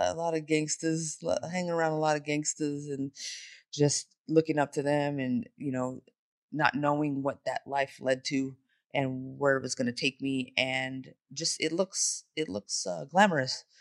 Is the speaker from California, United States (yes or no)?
yes; Bay Area, California, United States; also born or lived in San Jose / Modesto; now in Las Vegas, United States; I'm from the Bay Area